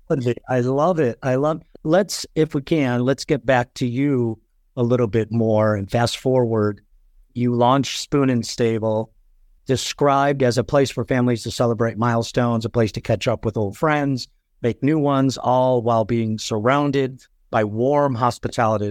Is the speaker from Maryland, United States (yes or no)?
no; Chicago, Illinois, United States; moved away; also born or lived in Colorado; I was born in Chicago